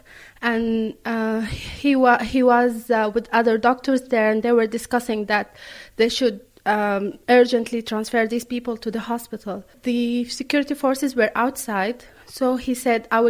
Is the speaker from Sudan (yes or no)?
yes; Khartoum, Sudan; moved away as an adult; now in Drogheda, Ireland; I am from Khartoum. I live currently in Drogheda in Ireland